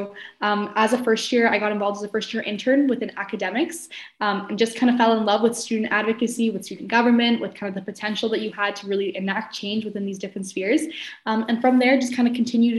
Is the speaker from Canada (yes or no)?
yes; Ottawa, Ontario, Canada; now in Kingston, Canada; I'm originally from Ottawa